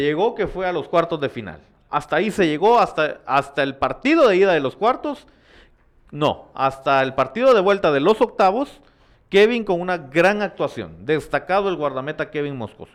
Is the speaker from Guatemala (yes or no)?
yes; Guatemala; como guatemalteco